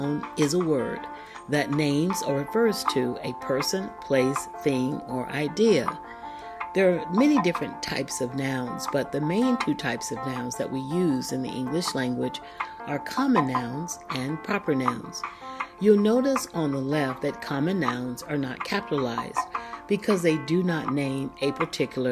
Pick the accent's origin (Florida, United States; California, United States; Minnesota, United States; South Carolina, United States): Florida, United States; Florida, my home state